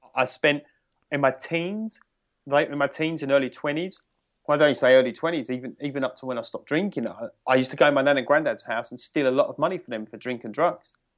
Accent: United Kingdom; I'm from the United Kingdom, uh, in England, just outside of London

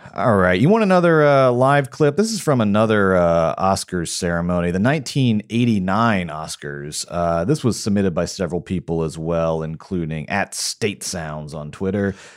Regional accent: Marietta, Georgia, United States; my hometown of Marietta, Georgia

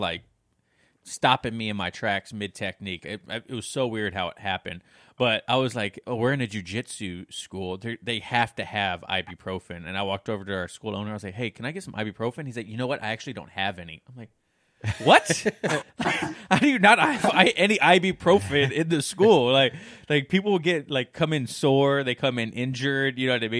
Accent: Las Vegas, Nevada, United States; also born or lived in Washington State; now in Washington, United States; I grew up in Vegas

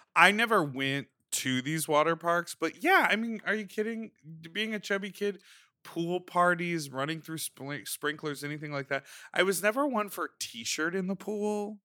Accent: Chicago, Illinois, United States; when I was growing up in Chicago

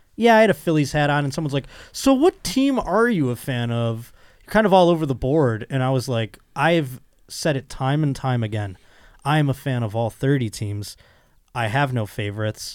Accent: Buffalo, New York, United States; accent: Buffalo; I'm from Buffalo

